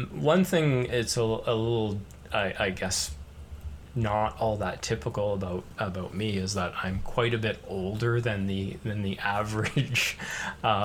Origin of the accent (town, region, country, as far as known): Canada